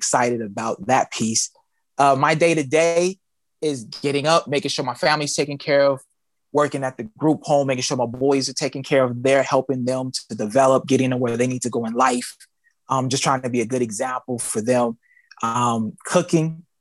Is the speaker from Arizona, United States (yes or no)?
yes; Phoenix, Arizona, United States; also born or lived in Houston, Texas; I grew up in Phoenix, Arizona